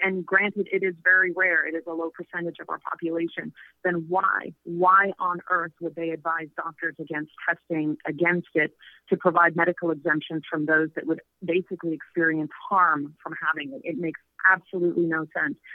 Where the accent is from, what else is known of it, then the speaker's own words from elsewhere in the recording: Canada; moved away as an adult; now in Mexico; I was from Canada